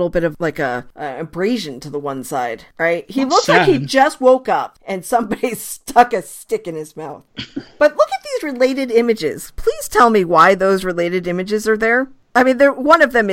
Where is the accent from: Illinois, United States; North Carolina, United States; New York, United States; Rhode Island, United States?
Rhode Island, United States; having an Ivy League in my home state